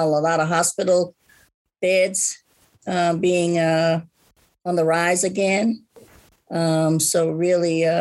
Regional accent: Atlanta, Georgia, United States; now in Alabama, United States; I'm originally from Atlanta, the ATL, beautiful ATL

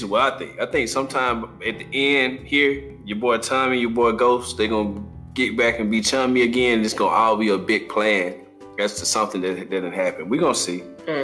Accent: Mississippi, United States; now in North Carolina, United States; we're in North Carolina. We're coastal. So all of our coastal people, and I'm from Mississippi, so all my people around the Gulf of Mexico

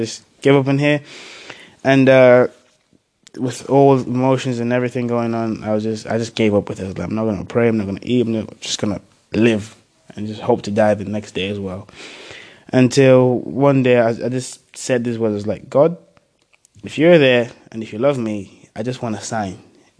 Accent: Zambia; born there; I was born originally in Africa, Zambia, so we lived there for a few years.

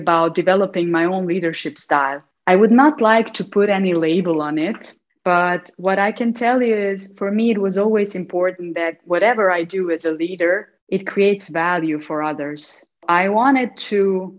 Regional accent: Mostar, Federation of Bosnia and Herzegovina, Bosnia & Herzegovina; while I was growing up in Mostar

